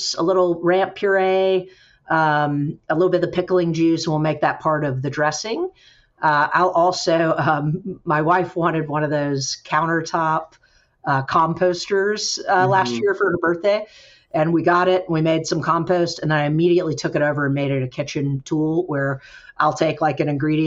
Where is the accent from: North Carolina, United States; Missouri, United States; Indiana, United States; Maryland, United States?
North Carolina, United States; Kernersville; I grew up in Kernersville